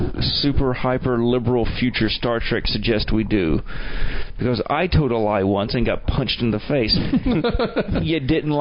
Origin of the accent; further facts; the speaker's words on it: Alabama, United States; I'm from Alabama.